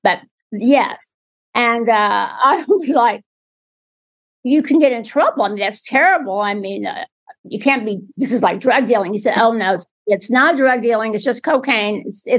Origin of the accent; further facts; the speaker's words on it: Oklahoma City, Oklahoma, United States; moved away as an adult; also born or lived in Texas / North Carolina; now in California, United States; I grew up in Oklahoma City.